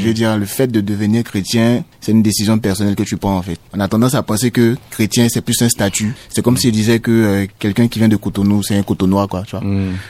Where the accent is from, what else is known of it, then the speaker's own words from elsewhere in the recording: Côte d’Ivoire; je suis ivoirien